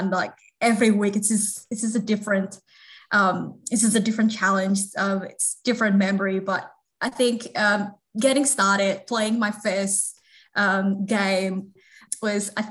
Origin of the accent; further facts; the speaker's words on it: Central Java, Indonesia; moved away as an adult; now in Melbourne, Australia; I'm from Central Java.